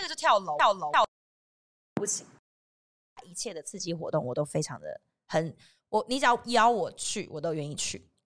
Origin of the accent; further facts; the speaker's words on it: southern Taiwan, Taiwan; 因为我是南部人嘛